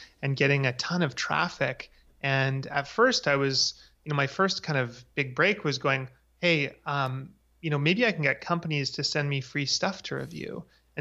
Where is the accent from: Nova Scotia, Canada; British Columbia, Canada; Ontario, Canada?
British Columbia, Canada; Vancouver; also born or lived in Victoria, Canada; I grew up in Vancouver, Canada